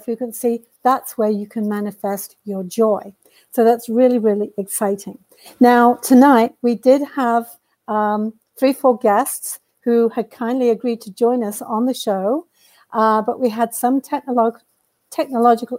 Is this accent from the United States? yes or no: no; United Kingdom; now in Canada; I am a Brit who came here a long time ago.